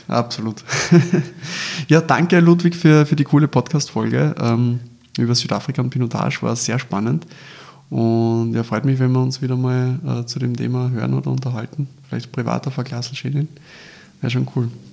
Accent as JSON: {"language": "German", "country": "Austria", "said": "bei uns in Österreich"}